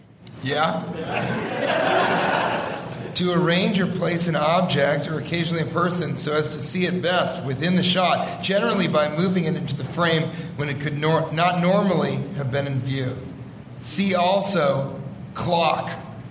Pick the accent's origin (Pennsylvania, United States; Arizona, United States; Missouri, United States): Pennsylvania, United States; I'm from Pennsylvania.